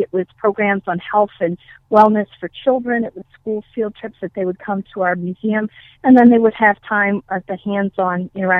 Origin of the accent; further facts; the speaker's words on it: East Coast, United States; also born or lived in Arlington, Massachusetts / Connecticut / Vermont; I grew up on the East Coast from Vermont to Virginia. My dad was a pastor for 37 years, and he was in different congregations in different states. So that was the reason for our moving. I was born in Arlington, Massachusetts